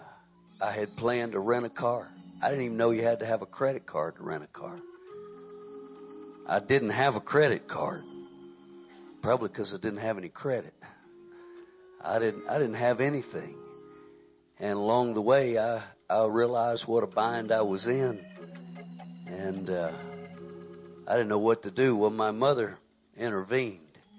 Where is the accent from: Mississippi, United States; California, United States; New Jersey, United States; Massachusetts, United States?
Mississippi, United States; I'm from Mississippi